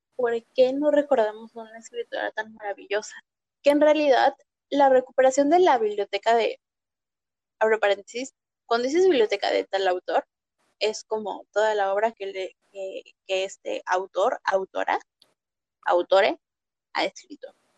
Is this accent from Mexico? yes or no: yes; Mexico; como mexicana